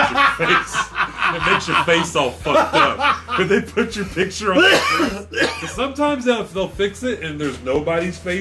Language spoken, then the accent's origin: English; United States; I'm an American